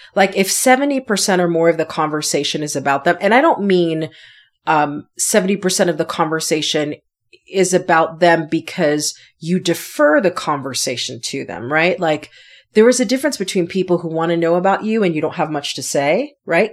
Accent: Connecticut, United States; moved away; also born or lived in New York City; I am from the East Coast. I'm originally from Connecticut

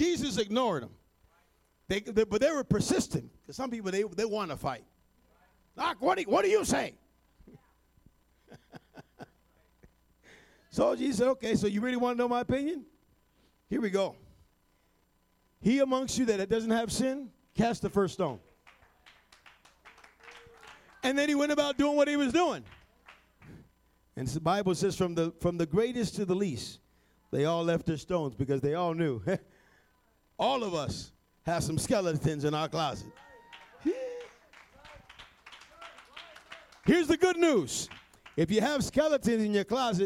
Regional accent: New York City, New York, United States; I was born in New York City

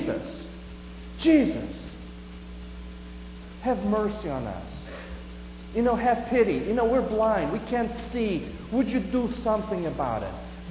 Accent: Portugal; moved away; I grew up in Portugal

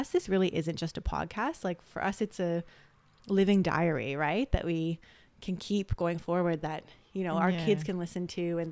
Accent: Toronto, Ontario, Canada; moved away as an adult; now in Gold Coast, Australia; we're two sisters, half Japanese, half Serbian from Canada. We grew up in Toronto.

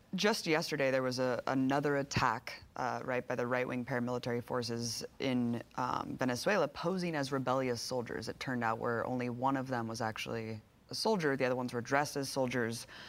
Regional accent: United States; speaking as an American

